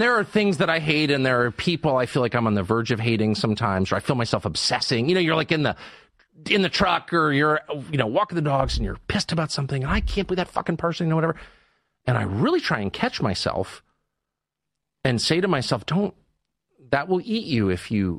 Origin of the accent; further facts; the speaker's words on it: Southern California, United States; I grew up in Southern California in the 70s